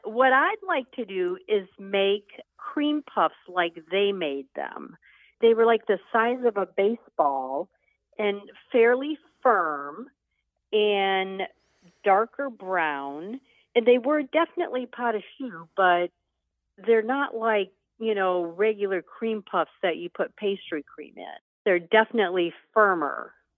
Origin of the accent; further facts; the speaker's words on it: Michigan, United States; growing up in Michigan